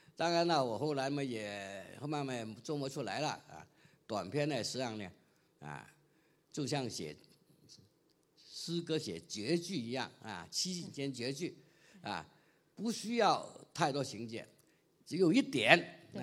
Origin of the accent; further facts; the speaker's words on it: Guangdong, China; 我们广东人整天见这个都是知道了